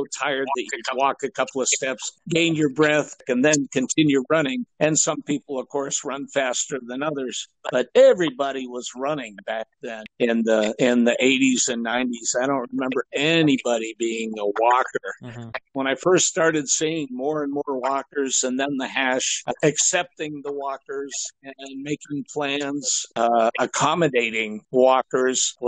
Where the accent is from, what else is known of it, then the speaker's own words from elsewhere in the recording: Massachusetts, United States; moved away as an adult; also born or lived in Okinawa; I grew up in Massachusetts